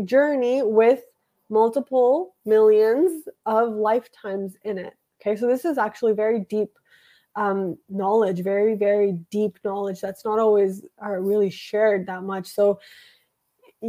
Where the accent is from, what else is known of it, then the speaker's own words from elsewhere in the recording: Canada; I was born in Canada and I was born in a nice house with a family